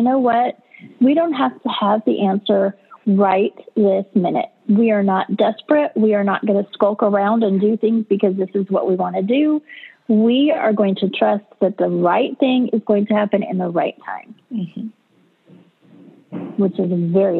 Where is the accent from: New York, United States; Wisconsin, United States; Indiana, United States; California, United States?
California, United States; moved away as an adult; also born or lived in North Carolina; I was from California and we moved to North Carolina